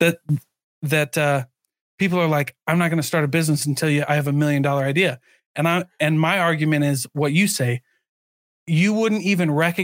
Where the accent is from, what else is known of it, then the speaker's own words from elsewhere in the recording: Midwest, United States; moved away; I grew up in the Midwest